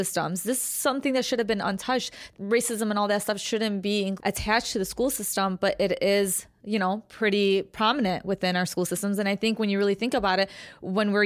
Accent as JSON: {"language": "English", "town": "Chicago", "region": "Illinois", "country": "United States", "said": "We're from Chicago"}